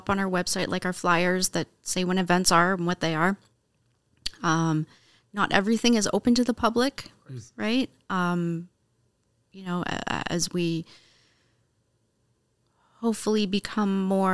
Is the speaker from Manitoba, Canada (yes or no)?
no; Windsor, Ontario, Canada; moved away; I grew up in Windsor